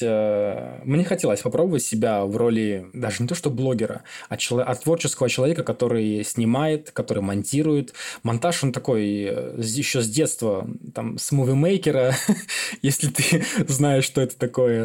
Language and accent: Russian; Belarus; also born or lived in Siberia, Russia; Я родился в Сибири, и во втором классе, перед вторым классом, мои родители мигрировали в Беларусь.